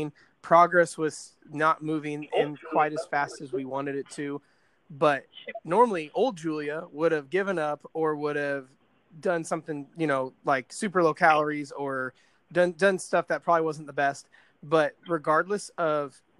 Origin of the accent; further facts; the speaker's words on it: Indiana, United States; I'm from Indiana